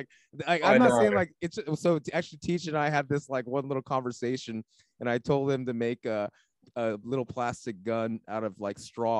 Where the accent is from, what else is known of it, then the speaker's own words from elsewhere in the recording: California, United States; I grew up in California.